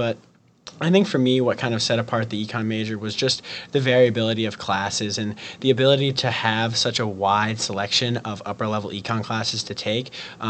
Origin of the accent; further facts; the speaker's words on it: Boston, Massachusetts, United States; moved away as an adult; also born or lived in Wisconsin; now in Madison, United States; I'm originally from Boston, Massachusetts, but I came to the University of Wisconsin